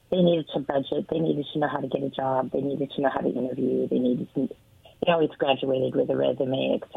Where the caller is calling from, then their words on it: Richland, Washington, United States; Hi, guys. … from Richland.